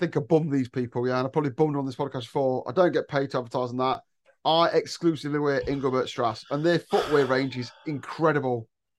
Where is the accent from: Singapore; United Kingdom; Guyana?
United Kingdom; England; I'm English, mate.